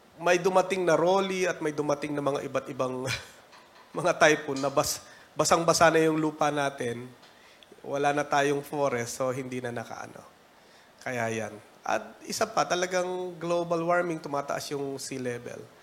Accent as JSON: {"language": "Tagalog", "country": "Philippines"}